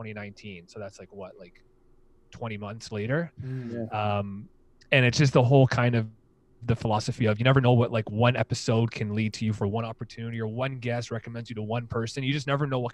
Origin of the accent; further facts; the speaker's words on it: Hamilton, Ontario, Canada; I did my undergrad at McMaster and I'm from Hamilton